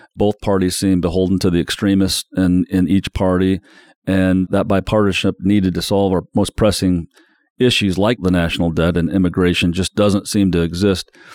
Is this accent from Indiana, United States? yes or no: yes; South Bend, Indiana, United States; moved away; my hometown of South Bend